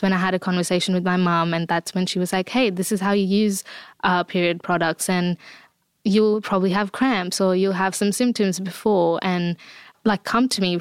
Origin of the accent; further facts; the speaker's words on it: India; I grew up in India and period still is like such a taboo conversation